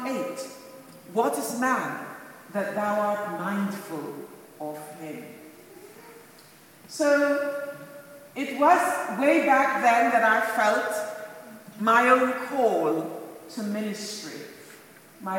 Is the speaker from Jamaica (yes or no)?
yes; Montego Bay, Saint James, Jamaica; now in United Kingdom; born and brought up in Montego Bay, Jamaica